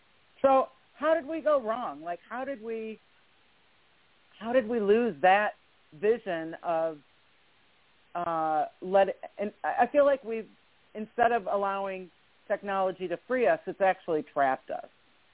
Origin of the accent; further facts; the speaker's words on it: Michigan, United States; now in Atlanta, United States; I also grew up in Michigan. I live in Atlanta now, but I grew up in Michigan, and I grew up in the 60s